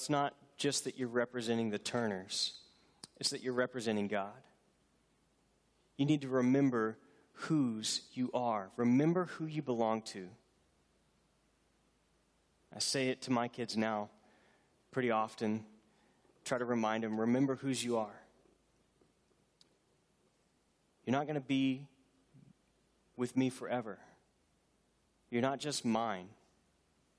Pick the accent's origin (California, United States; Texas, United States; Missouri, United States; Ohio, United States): Texas, United States; Houston; I grew up near Houston, not far from San Jacinto